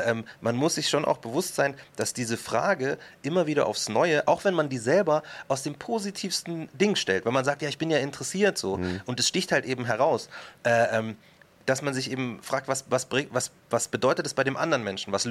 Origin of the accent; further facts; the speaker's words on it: Markt Schwaben, Bavaria, Germany; also born or lived in Munich; Und ich sage mhm. halt aus Markt Schwaben, weil das die richtige Antwort ist. Und wenn die sagen, na, na, ich meine so richtig, dann sage ich, ja, okay, geboren bin ich in München.